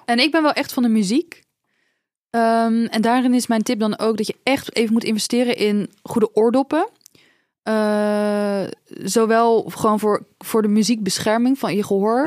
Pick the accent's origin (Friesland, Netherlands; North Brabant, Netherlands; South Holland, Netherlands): South Holland, Netherlands; Dordrecht; bij ons in Dordrecht